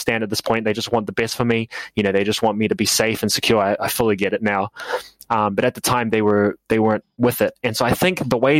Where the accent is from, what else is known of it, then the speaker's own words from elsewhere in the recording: New Zealand; I'm from New Zealand.